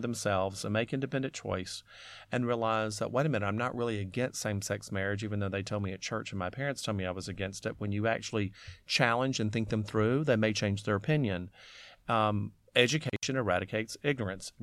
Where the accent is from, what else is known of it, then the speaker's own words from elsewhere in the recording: Alabama, United States; growing up in Alabama